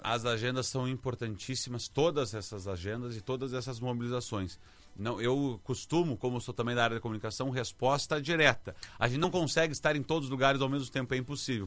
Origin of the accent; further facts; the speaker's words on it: Zona Sul, Rio Grande do Sul, Brazil; Como eu sou daqui, como eu sou da Zona Sul